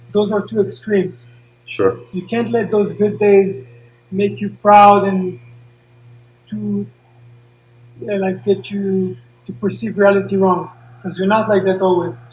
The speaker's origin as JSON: {"language": "English", "town": "Paris", "region": "Île-de-France", "country": "France", "tie": "born there", "said": "I was born in Paris."}